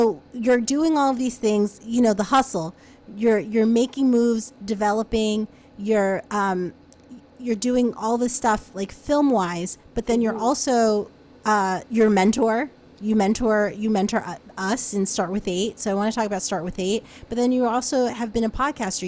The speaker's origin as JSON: {"language": "English", "town": "Englewood", "region": "New Jersey", "country": "United States", "tie": "born or raised there", "moved": "yes", "lives_now": "Los Angeles, United States", "said": "I grew up in Englewood. So it's like right outside of Manhattan."}